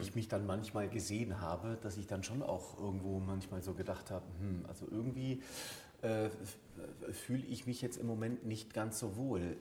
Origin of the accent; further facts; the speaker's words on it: Germany; ich bin Deutscher, bin hier groß geworden, ähm, habe eine deutsche Mutter